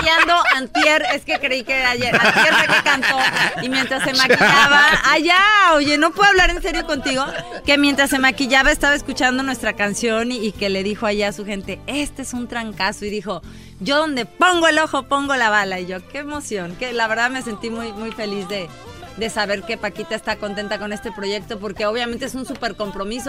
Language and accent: Spanish; Mexico; now in Los Angeles, United States; obviamente soy mexicana